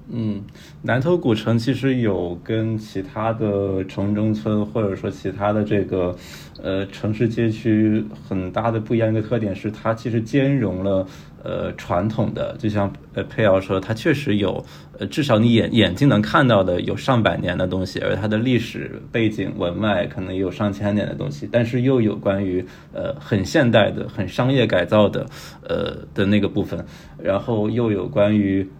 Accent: Shenzhen, Guangdong, China; 确实从小在深圳长大

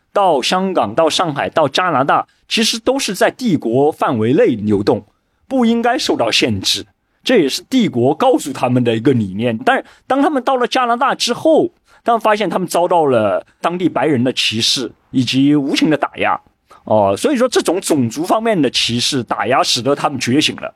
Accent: China; 我们中国人

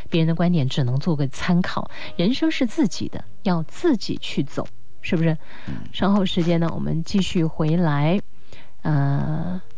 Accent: China; 呃，比如说现在在我的老家，在内地一些城市，还存在一个正式工作和临时工

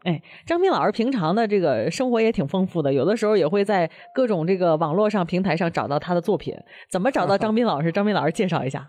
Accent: Beijing, China; 我们北京人

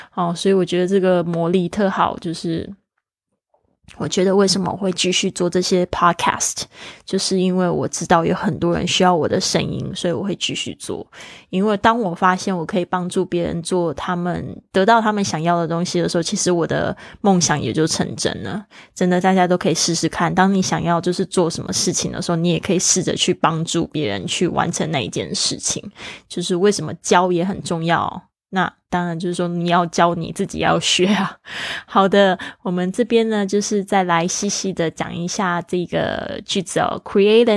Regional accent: Taiwan; first language Mandarin Chinese; 我的环境呢，是在台湾

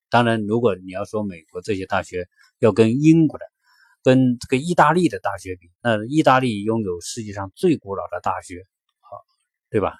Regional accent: China; 我们是中国人

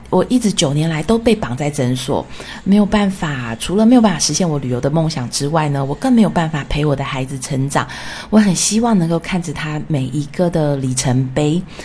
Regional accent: Taiwan; moved away as an adult; also born or lived in France / United States; 我是从小在台湾长大的小孩

